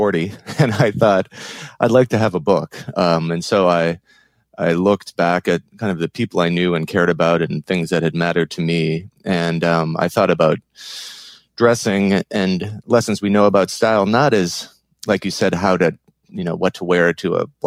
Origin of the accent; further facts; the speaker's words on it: Minneapolis, Minnesota, United States; now in New York, United States; I grew up in Minneapolis. I'm a Midwesterner, but I've lived in New York for about 20 years now